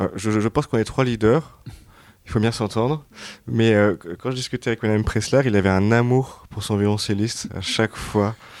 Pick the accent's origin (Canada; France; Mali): France; on est français